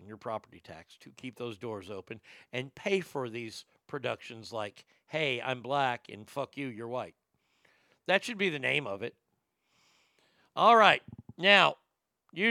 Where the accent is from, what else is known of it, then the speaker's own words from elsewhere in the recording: the South, United States; I've never been to a segregated school. And I grew up in the South